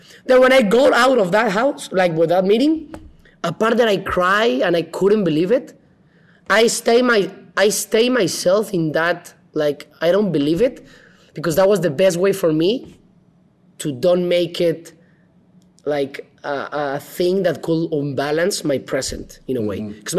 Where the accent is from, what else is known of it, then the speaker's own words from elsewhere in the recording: Guadalajara, Jalisco, Mexico; he was speaking from Manchester and I was from Guadalajara, and the first time we spoke.